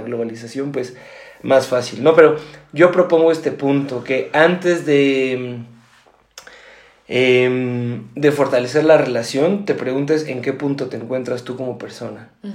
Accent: Mexico; yo soy de México

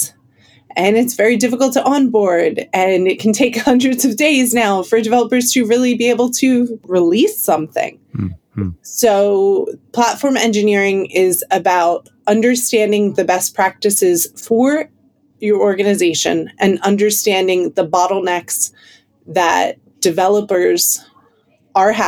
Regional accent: United States; now in London, United Kingdom; I'm clearly American, but based in London currently

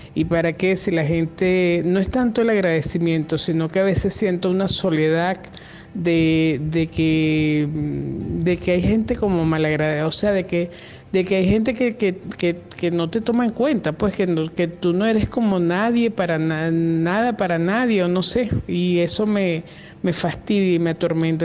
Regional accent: Venezuela; yo soy venezolana, estoy acá en Venezuela.

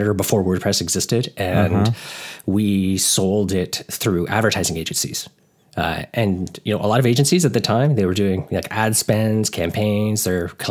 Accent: Toronto, Ontario, Canada; we're in Canada. So yeah, like the Toronto area.

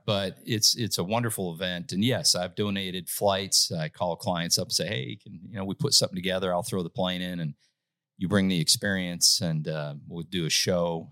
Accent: Saint Paul, Minnesota, United States; moved away as an adult; now in Nashville, United States; I'm from Minnesota, born and raised in Saint Paul, Minnesota

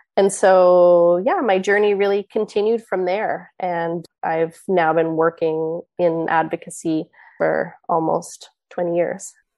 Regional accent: East Coast of Canada, Canada; I grew up on the East Coast of Canada

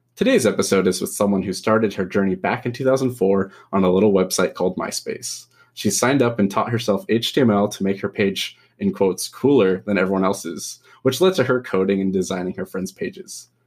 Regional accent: Pleasanton, California, United States; now in Livermore, United States; in the Bay? Because that's where I'm from and grew up.

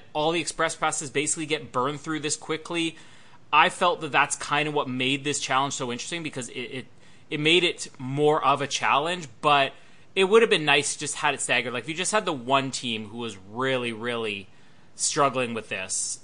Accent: Canada; being Canadian

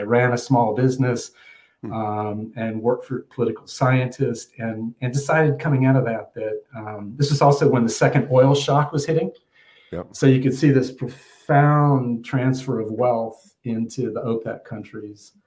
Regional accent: Atlanta, Georgia, United States; now in Bethesda, United States; I grew up in Atlanta, Georgia

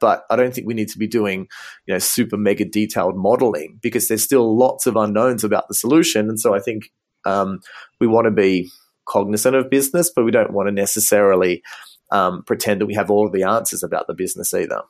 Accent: Australia; moved away as an adult; also born or lived in Ghana; now in Munich, Germany; as you can probably hear from my accent, um, I'm originally from Australia, and I studied optometry in Sydney

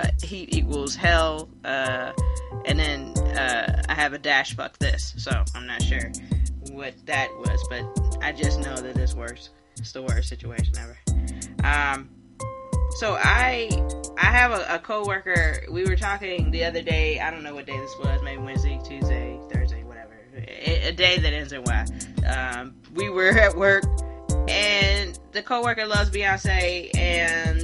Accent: Hilton Head, South Carolina, United States; Born and raised in South Carolina

